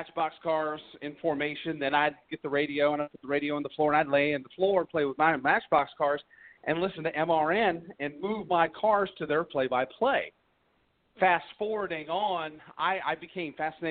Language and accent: English; Milford, Delaware, United States; also born or lived in Salisbury, Maryland; I was born in Salisbury, Maryland, but I grew up in Milford, Delaware